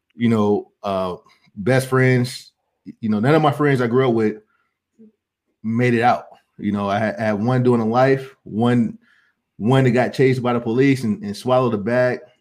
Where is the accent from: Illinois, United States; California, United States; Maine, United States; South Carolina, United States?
California, United States; Oakland; moved away as an adult; also born or lived in San Diego, California / Arizona; I was blessed to be able to to be uh, to be brought up in the Bay Area. You know, I was born in Oakland